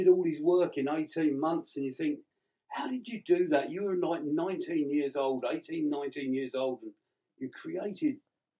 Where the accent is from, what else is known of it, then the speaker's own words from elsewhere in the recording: England, United Kingdom; accent: English; I was living in England. I was born and raised in England.